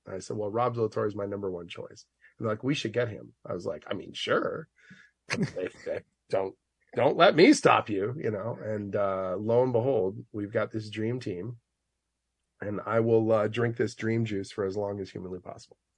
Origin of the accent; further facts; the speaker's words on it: Oshawa, Ontario, Canada; a kid growing up in Oshawa